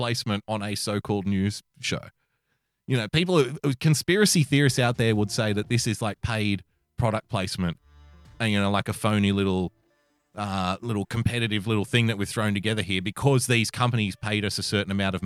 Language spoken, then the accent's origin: English; Australia; I love being an Australian